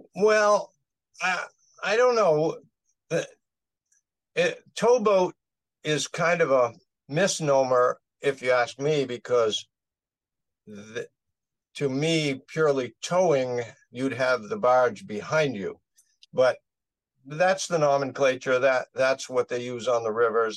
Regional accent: Maine, United States; We're from Maine

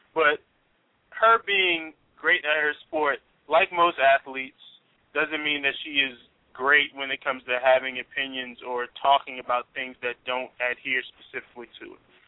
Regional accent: Washington, District of Columbia, United States; I hail from Washington D.C.

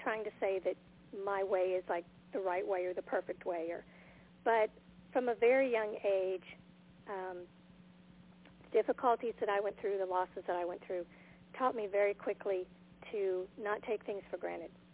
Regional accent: Southfield, Michigan, United States; now in Montana, United States; I was from Michigan too. I was born outside of the uh, Detroit area in Southfield

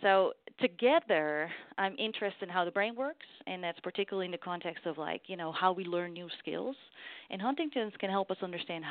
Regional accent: Netherlands; moved away as an adult; now in Iowa, United States; I'm from the Netherlands, and I happen to be from a community that's a very small, close-knit community where HD is relatively common.

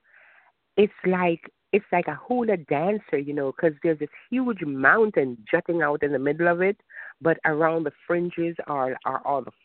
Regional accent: Jamaica; moved away; I'm Jamaican

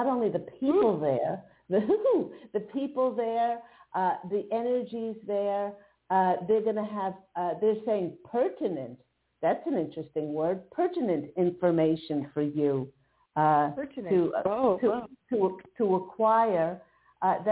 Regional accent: Long Island, New York, United States; I grew up on Long Island and spent my misspent youth on Montauk all the way at the end.

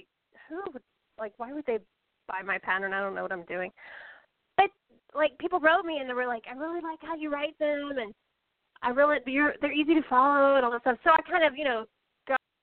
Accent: Austin, Texas, United States; we're both from Austin

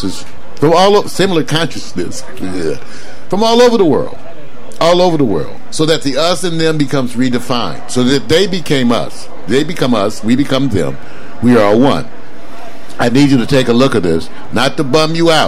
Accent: Los Angeles, California, United States; I grew up in Los Angeles.

